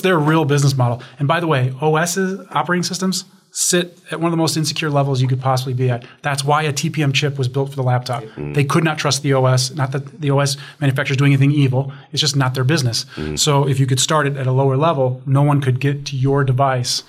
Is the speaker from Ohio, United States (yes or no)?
no; Chicago, Illinois, United States; I'm from Chicago, so I talk basements.